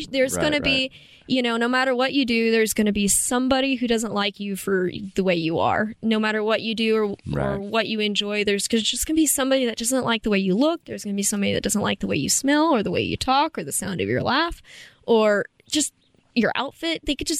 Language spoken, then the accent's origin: English; Appalachia, United States